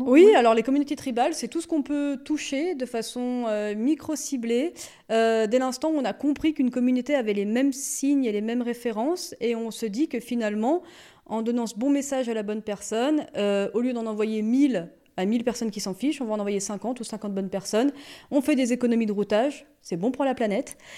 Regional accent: Ambilly, Auvergne-Rhône-Alpes, France; also born or lived in Grenoble / Lyon; je suis née à la frontière euh, suisse. J'ai grandi euh, à Ambi.

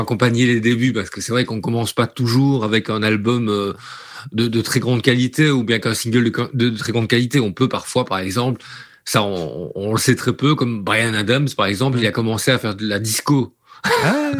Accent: Liège, Wallonia, Belgium; je suis originaire de Liège

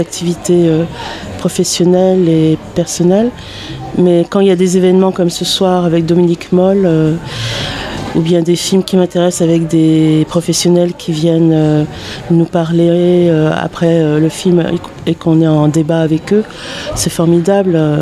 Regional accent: Paris, Île-de-France, France; now in Bagnolet, France; je suis parisienne de base, j'ai été au lycée à Paris.

